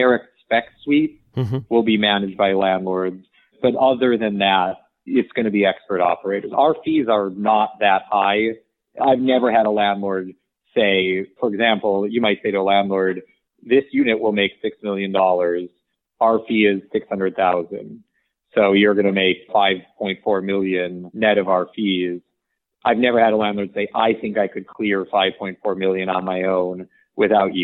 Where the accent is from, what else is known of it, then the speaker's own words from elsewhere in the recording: suburban Michigan, United States; I grew up in suburban Michigan